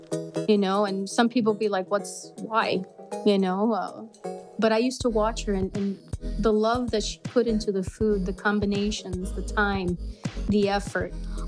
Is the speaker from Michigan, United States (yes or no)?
no; Miami, Florida, United States; moved away as an adult; also born or lived in Cádiz, Spain; now in Wisconsin, United States; I was young when we came to the States. Okay. So I grew up in Miami. And then I moved to Wisconsin in 2000.